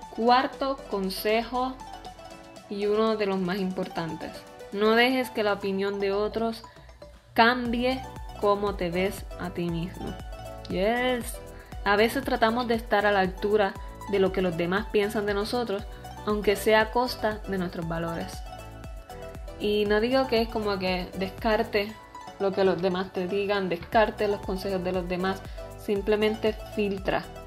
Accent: Puerto Rico; tengo veintitrés años, soy puertorriqueña

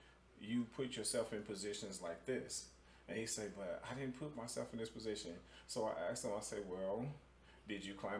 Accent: Chicago, Illinois, United States; moved away; I'm originally from Chicago

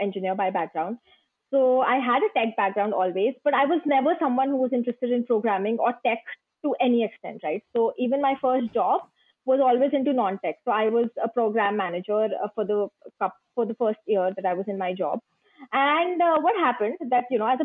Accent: India; I am from India

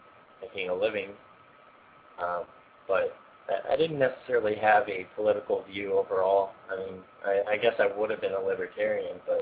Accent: St. Louis, Missouri, United States; I'm from St. Louis, Missouri area

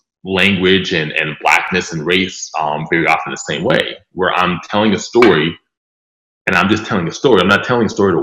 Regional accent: Pittsburgh, Pennsylvania, United States; I'm from Pittsburgh. I still live in Pittsburgh.

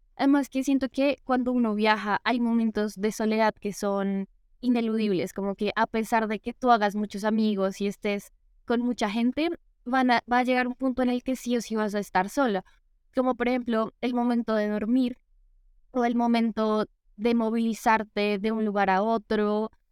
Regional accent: Bogotá, Colombia; soy de Bogotá

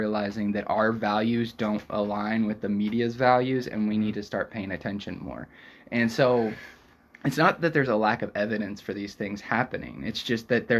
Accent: United States; they instantly pick up that we're American

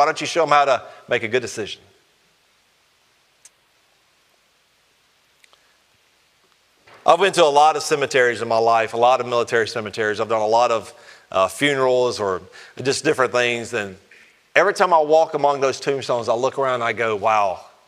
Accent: Alabama, United States; I'm from Alabama

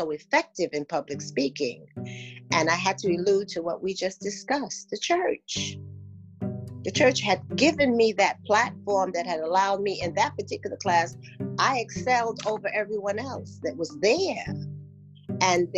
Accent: New York City, New York, United States; also born or lived in St. Thomas, U.S. Virgin Islands; born St. Thomas, Virgin Islands, and raised in New York. And now living in Brooklyn, New York

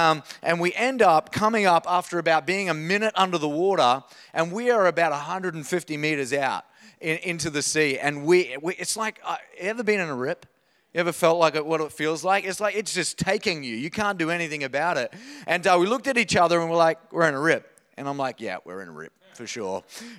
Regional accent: Queensland, Australia; I was born in North Queensland. I grew up there. And the idea of a wave up there is like 3 centimeters high.

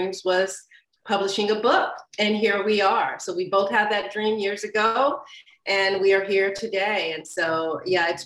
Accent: Arizona, United States; moved away as an adult; now in California, United States; I'm originally from Arizona. I moved to California in 2004

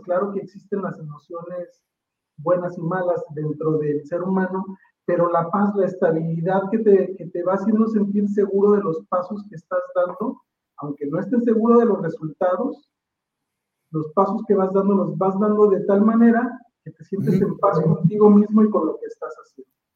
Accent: Mexico; como mexicano

